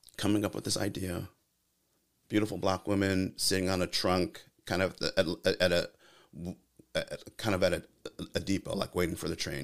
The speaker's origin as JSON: {"language": "English", "region": "California", "country": "United States", "said": "I'm from California"}